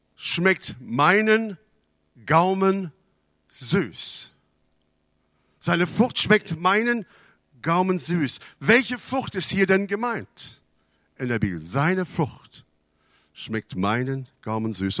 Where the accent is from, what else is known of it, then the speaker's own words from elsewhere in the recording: Canada; now in Germany; Ich bin in Kanada aufgewachsen